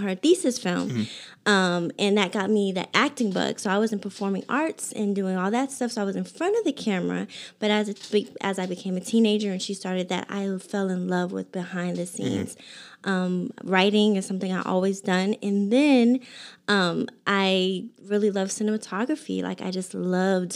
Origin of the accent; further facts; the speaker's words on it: Boston, Massachusetts, United States; now in Las Vegas, United States; I'm from Boston